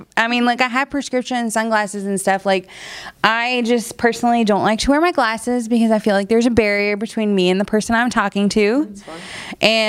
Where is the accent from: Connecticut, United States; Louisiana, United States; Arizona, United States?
Louisiana, United States; I'm from Louisiana. Yeah, Louisiana.